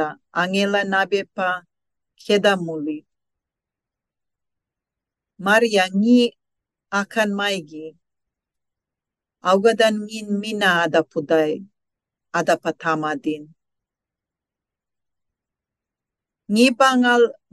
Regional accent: Saibai Island, Torres Strait, Queensland, Australia; first language Kalaw Kawaw Ya; English is a second language; now in Cairns, Australia; I am a Gudda Malulaig woman from the top western cluster of the Torres Strait. My first language is Kalakaua'ia

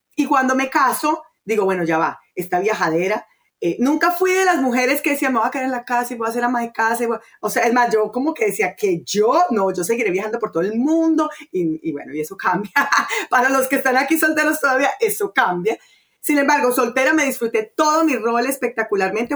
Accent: Colombia; moved away; also born or lived in Venezuela; yo soy colombiana, pero bueno, viví en Venezuela muchos años

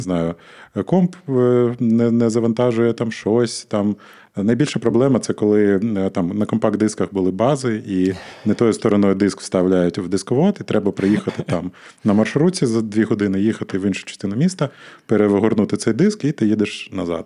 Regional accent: Odesa, Odesa Oblast, Ukraine; я сам з Одеси

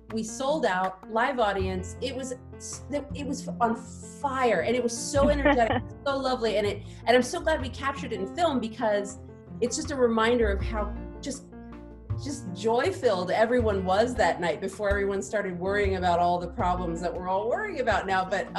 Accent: Texas, United States; now in Los Angeles, United States; I'm from Texas.

